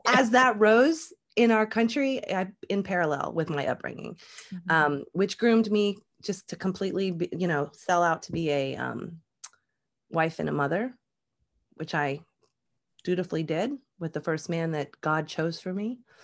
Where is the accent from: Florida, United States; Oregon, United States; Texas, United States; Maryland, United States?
Florida, United States; Jacksonville; also born or lived in Upper Michigan, United States; And then we moved to Florida and I joined, my family joined a um, Southern Baptist